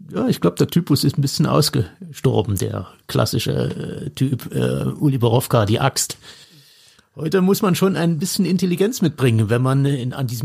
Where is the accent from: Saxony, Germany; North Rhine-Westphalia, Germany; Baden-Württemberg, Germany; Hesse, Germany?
Saxony, Germany; Chemnitz; Rabenstein, ein Ortsteil von Chemnitz, äh, meiner Heimatstadt.